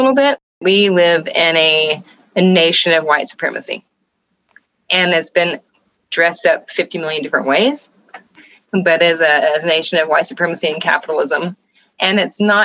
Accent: Atlanta, Georgia, United States; moved away as an adult; now in Nashville, United States; I'm originally from Georgia, Atlanta, Georgia, actually, you know. And but I've been in Nashville now almost 14 years.

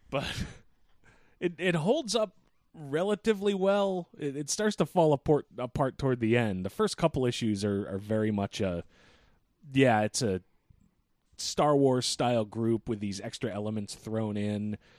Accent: New England, United States; we're unique being from New England

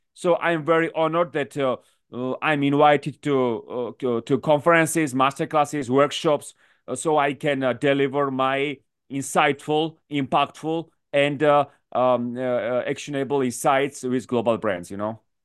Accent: Georgia; moved away as an adult; also born or lived in Washington, D.C., United States / New York City, United States / London, United Kingdom; I come from Georgia, actually, from the country

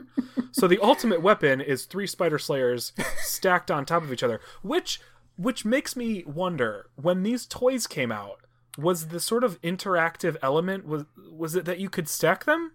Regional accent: Cleveland, Ohio, United States; my hometown of Cleveland.

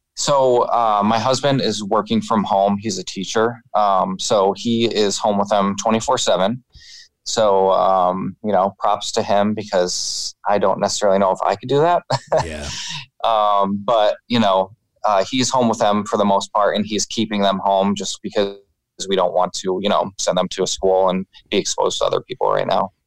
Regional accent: New York, United States; we're both from New York

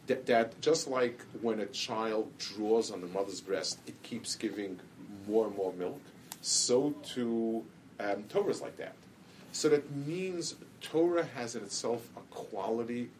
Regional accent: New York, United States; I grew up in the city, I grew up in Manhattan

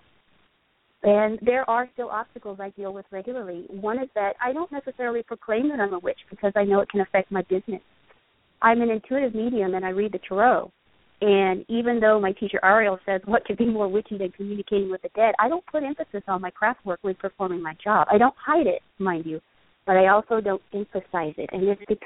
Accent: England, United Kingdom; I grew up in England

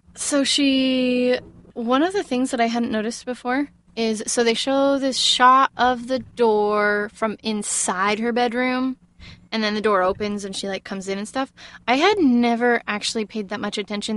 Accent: Texas, United States; I'm from Texas

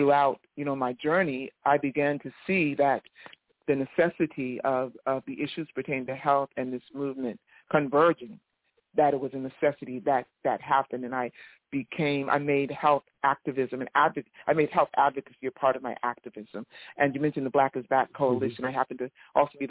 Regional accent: East Orange, New Jersey, United States; I'm a longtime community activist out of New Jersey, in the Newark area. I'm from East Orange

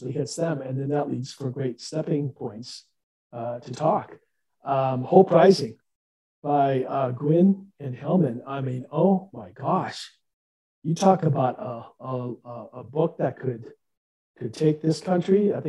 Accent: Midwest, United States; moved away; I'm from Midwest initially

